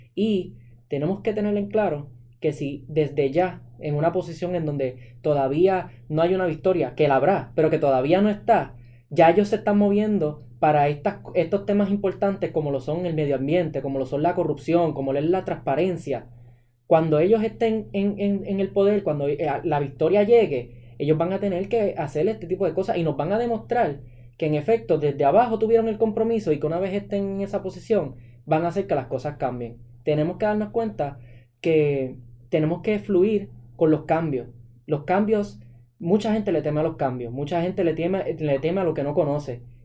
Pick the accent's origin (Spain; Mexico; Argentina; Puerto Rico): Puerto Rico; todos como ciudadanos puertorriqueños